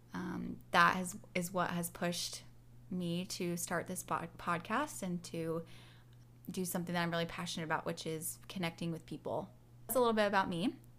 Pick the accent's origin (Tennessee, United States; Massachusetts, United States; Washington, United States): Washington, United States; Seattle; I'm from Seattle, Washington, and I live there with my husband Luke